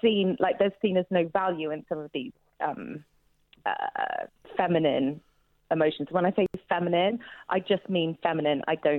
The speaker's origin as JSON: {"language": "English", "region": "Midlands", "country": "United Kingdom", "said": "I'm from the Midlands."}